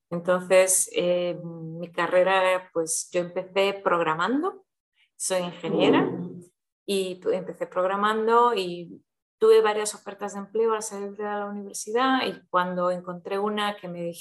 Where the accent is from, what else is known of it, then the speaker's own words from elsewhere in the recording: Brazil; born there; also born or lived in Switzerland / London / Madrid / United States; yo nací en Brasil, mis padres son españoles